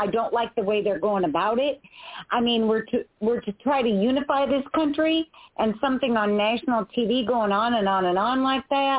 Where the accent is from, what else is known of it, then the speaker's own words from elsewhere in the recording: the South, United States; I'm from the South.